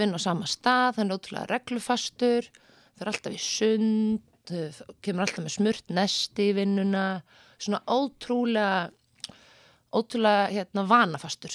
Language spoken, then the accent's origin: Icelandic; Seltjarnarnes, Capital Region, Iceland; also born or lived in Reykjavík; bjóð fyrst án á Seltetanesi mm. og var í Mýrahúsaskóla